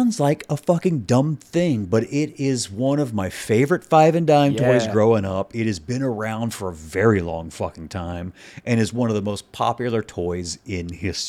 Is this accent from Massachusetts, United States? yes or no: no; Mississippi, United States; I grew up in Mississippi, and my family's from a place called Quitman, Mississippi.